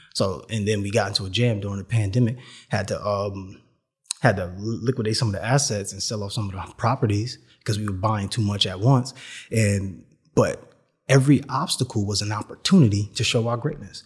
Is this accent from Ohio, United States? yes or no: no; New York City, New York, United States; I'm from New York City